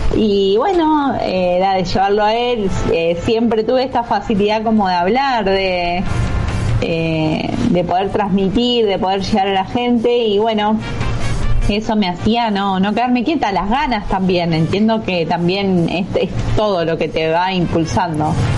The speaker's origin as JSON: {"language": "Spanish", "area": "Huile", "region": "Buenos Aires Province", "country": "Argentina", "tie": "born or raised there", "said": "yo soy de Huile, mm. nací acá en Huile, o sea, es zona sur de provincia de Buenos Aires."}